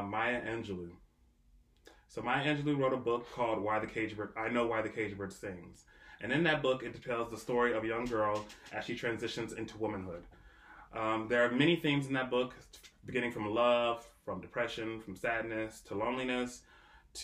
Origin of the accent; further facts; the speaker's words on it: Canada; growing up in Canada